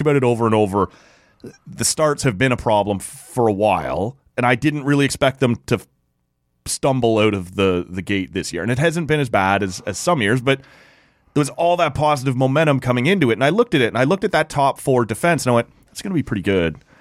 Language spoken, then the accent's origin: English; Ottawa, Ontario, Canada; my hometown